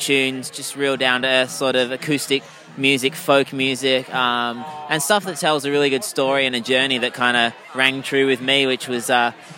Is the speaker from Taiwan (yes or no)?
no; Perth, Western Australia, Australia; also born or lived in United Kingdom; I'm a UK born guy, but grew up here, like, since I was, you know, 3 years old